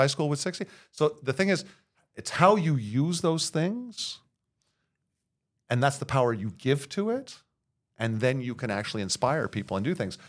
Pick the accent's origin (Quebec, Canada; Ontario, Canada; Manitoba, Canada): Quebec, Canada; Montreal; born and raised in Verdun.